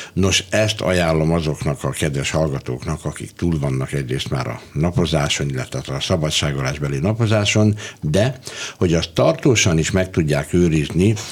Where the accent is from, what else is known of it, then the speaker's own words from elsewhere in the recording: Budapest, Hungary; also born or lived in Debrecen / Hajdúszoboszló; ugyan én Debrecenben születtem, de fél éves voltam kb. amikor Hajdúszoboszlóról, ö, Budapestre költöztünk